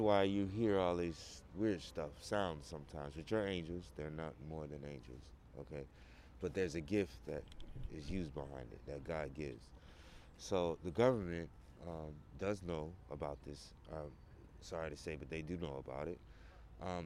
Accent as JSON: {"language": "English", "town": "Birmingham", "region": "Alabama", "country": "United States", "moved": "yes", "said": "I was first from Alabama, Birmingham."}